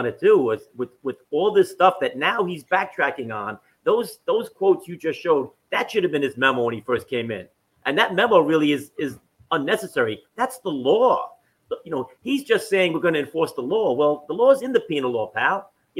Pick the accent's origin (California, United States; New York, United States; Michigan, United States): New York, United States; New York City; I grew up in Washington Heights, just one neighborhood north of him.